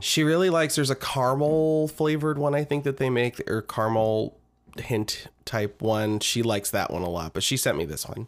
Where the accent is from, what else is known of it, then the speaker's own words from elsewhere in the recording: Lincoln, Nebraska, United States; our hometown is Lincoln, Nebraska